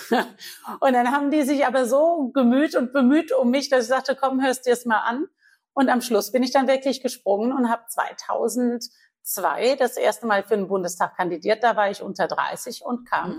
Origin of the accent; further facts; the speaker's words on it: Guldental, Rhineland-Palatinate, Germany; Ich bin ja groß geworden im Weingut ja. Äh, in Guldenthal.